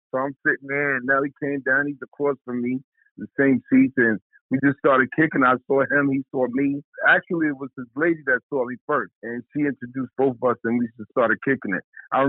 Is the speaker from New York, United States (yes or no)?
yes; New York City, New York, United States; born or raised there